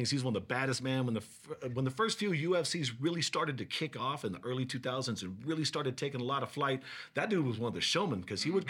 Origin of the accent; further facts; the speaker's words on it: Hawaii, United States; my spam because I'm from Hawaii.